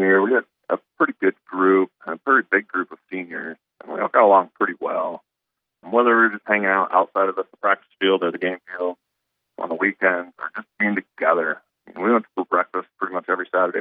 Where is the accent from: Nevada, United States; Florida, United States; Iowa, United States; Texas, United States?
Iowa, United States; Hull; I grew up in Hall, Iowa.